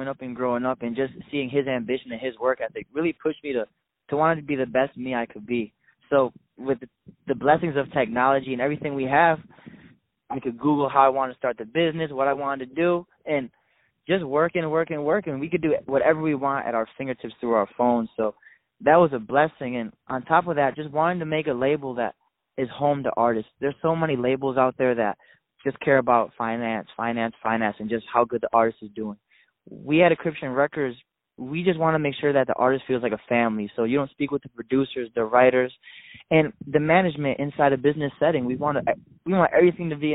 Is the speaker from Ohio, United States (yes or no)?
no; Salamanca, New York, United States; I'm from a small town in upstate New York called Salamanca